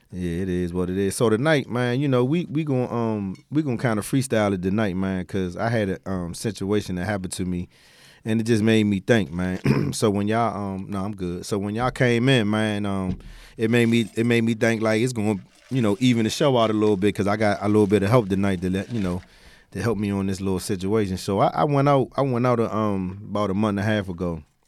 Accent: Washington, District of Columbia, United States; I'm a D C native from Southeast

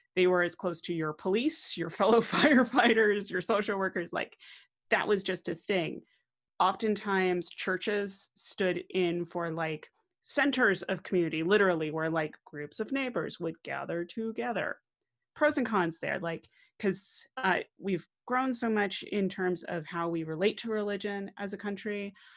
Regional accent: United States; I'm an American

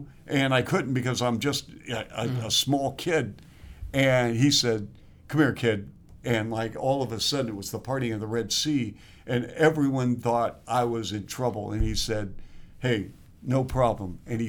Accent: Seattle, Washington, United States; because I remember with autographs growing up in Seattle.

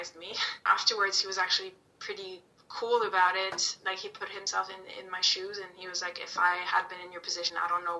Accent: Italy; moved away; me growing up in Italy

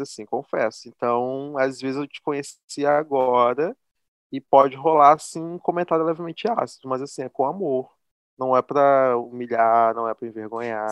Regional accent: interior of Rio de Janeiro state, Brazil; Eu não sou carioca, sou fluminense do interior

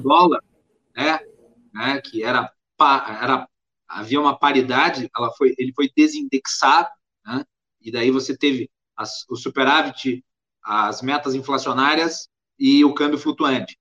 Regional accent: Farroupilha, Rio Grande do Sul, Brazil; eu sou de Farroupilha, no interior do Rio Grande do Sul, ali da Serra Gaúcha

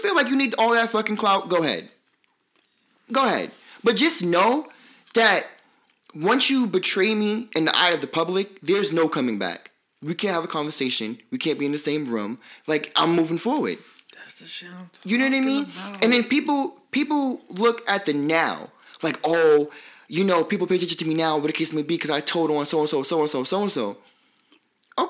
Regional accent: New York City, New York, United States; I'm from Brooklyn

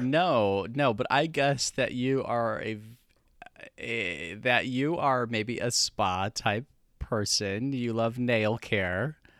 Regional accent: Midwest, United States; growing up in the Midwest, I'm totally used to wintertime

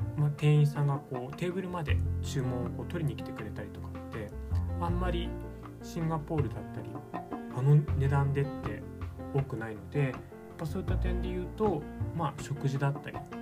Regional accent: Japan; moved away as an adult; also born or lived in Singapore; 日本で生まれ育っている

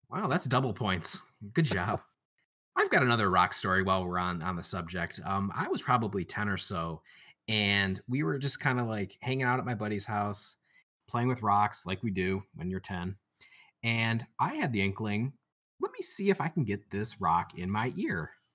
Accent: about an hour outside of Detroit, Michigan, United States; I am from the Motor City, uh, about an hour outside of Detroit

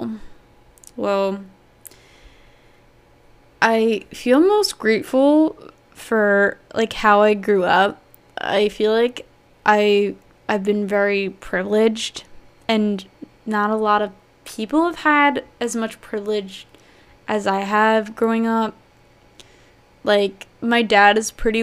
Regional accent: New Jersey, United States; I've grown up in New Jersey, born and raised. I lived here all my life

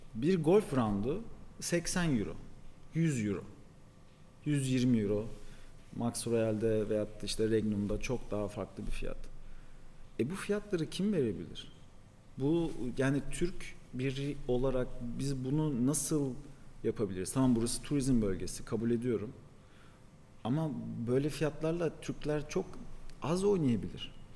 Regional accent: Paris, Île-de-France, France; also born or lived in Istanbul, Turkey; now in Antalya, Turkey; ben mesela Paris'te doğdum. Fransızca da biliyorum.

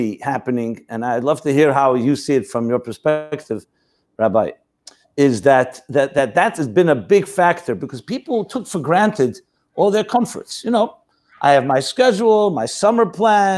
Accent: United States; I was born in the United States.

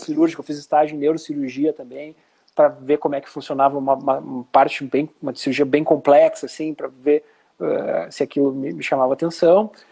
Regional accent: Porto Alegre, Rio Grande do Sul, Brazil; moved away as an adult; also born or lived in Santa Catarina; eu sou porto-alegrense e fui para Santa Catarina fazer residência

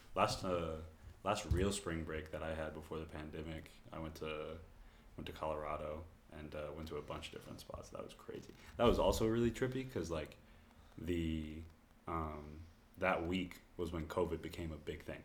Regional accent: Corpus Christi, Texas, United States; moved away; also born or lived in Dallas, Texas / Rio Grande Valley, Texas; I moved uh, to Corpus Christi, graduated from high school there

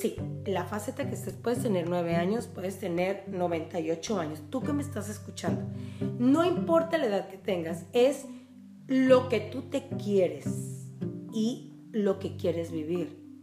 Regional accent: Tijuana, Baja California, Mexico; de toda la vida de Tijuana

